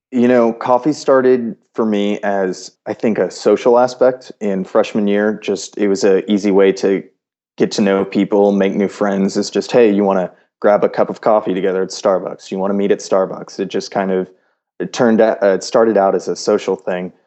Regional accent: Houston, Texas, United States; moved away as an adult; now in Los Angeles, United States; originally I'm from Houston, Texas.

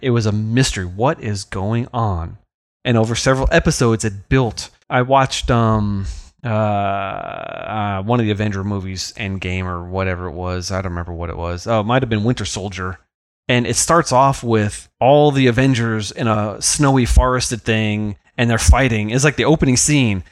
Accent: the Hamptons, New York, United States; I was a lad growing up in the Hamptons.

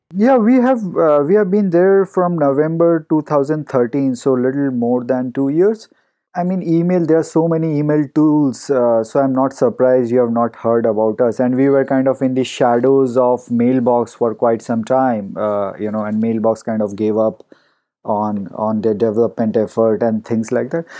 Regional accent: India; moved away as an adult; now in Palo Alto, United States; I grew up in India and, um, you know, spent the first few years of my life before moving here.

